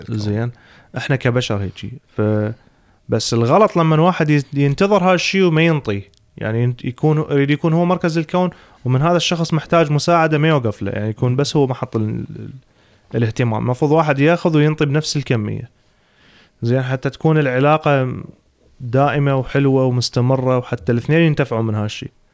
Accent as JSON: {"language": "Arabic", "country": "Iraq", "moved": "as an adult", "lives_now": "Sweden", "said": "اول ما انتقلت من العراق للسويد"}